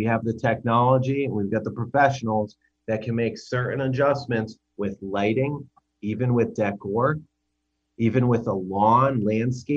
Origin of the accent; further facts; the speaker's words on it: United States; I'm an American